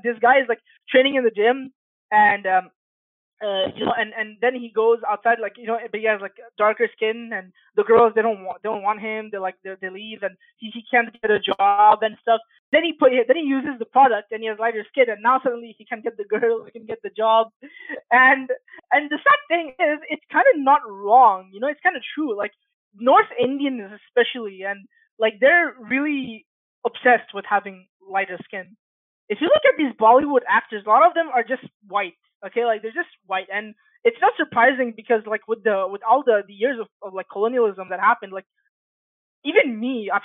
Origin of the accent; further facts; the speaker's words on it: Bangladesh; now in Canada; I'm from Bangladesh